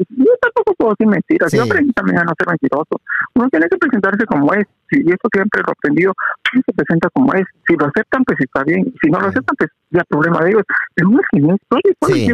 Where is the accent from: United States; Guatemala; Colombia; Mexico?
Guatemala; moved away